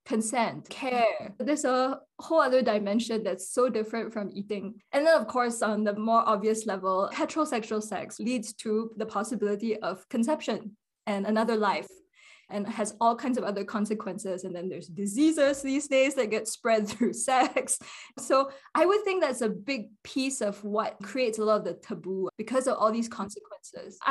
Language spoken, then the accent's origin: English; Singapore; moved away as an adult; also born or lived in Princeton, United States / Shravasti Abbey, United States; now in United States; I was born and raised in Singapore